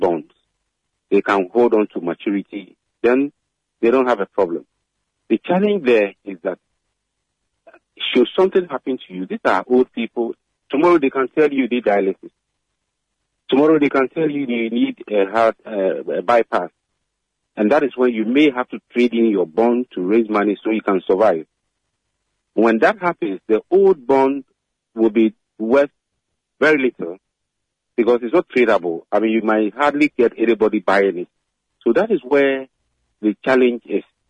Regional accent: Ghana; as a Ghanaian

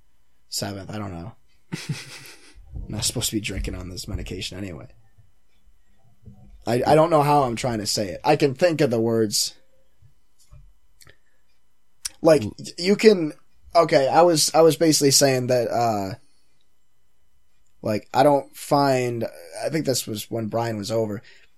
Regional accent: Canada; I mean, I'm Canadian

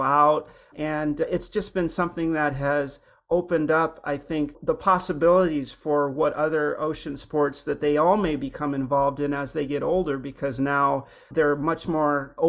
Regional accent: Hawaii, United States; moved away; I grew up in Hawaii, but I'd been away for a long time, and we moved back a few years ago

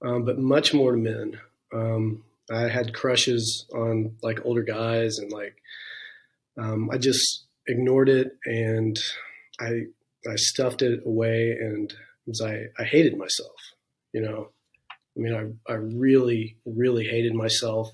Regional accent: Santa Claus, Indiana, United States; also born or lived in Chrisney, Indiana / Dale, Indiana; I'm originally from Santa Claus, Indiana area, Christney, Indiana, Dale, Indiana.

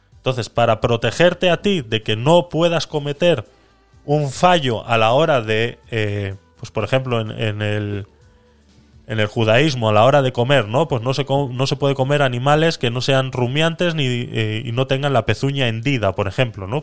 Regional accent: Vitoria-Gasteiz, Basque Country, Spain; yo soy de Vitoria

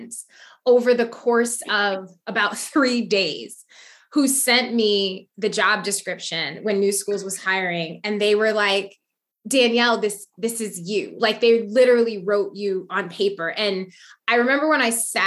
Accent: Waterbury, Connecticut, United States; Waterbury, Connecticut.

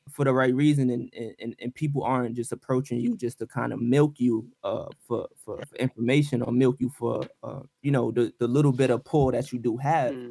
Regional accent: Brooklyn, New York, United States; born there; Oh, you from BK? I was born in Brooklyn, so that's

